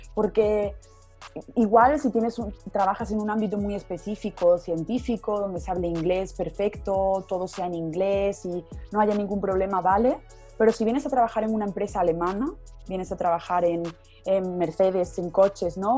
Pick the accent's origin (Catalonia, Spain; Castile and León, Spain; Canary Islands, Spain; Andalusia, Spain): Andalusia, Spain; Córdoba; moved away as an adult; now in Munich, Germany; yo soy de España, soy del sur, soy de Andalucía, em, de Córdoba concretamente